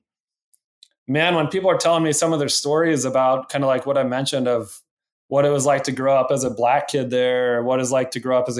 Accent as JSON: {"language": "English", "town": "Rock Springs", "region": "Wyoming", "country": "United States", "tie": "born or raised there", "moved": "yes", "said": "growing up in Rock Springs."}